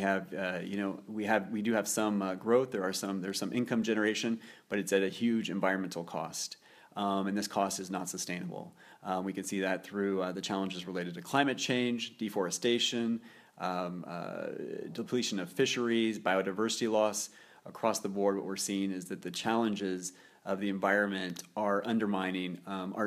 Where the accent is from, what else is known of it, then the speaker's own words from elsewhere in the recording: Nebraska, United States; moved away as an adult; also born or lived in Norway; now in Geneva, Switzerland; I grew up in Nebraska, not a hotbed for sustainability, but I did spend my youth in Nebraska and worked on a farm growing up